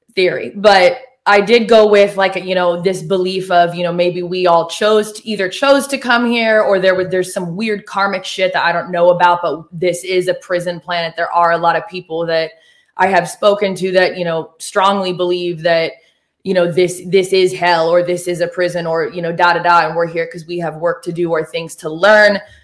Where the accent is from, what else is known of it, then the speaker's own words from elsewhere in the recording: Oregon, United States; moved away as an adult; also born or lived in Los Angeles, California; now in Nashville, United States; I'm from Oregon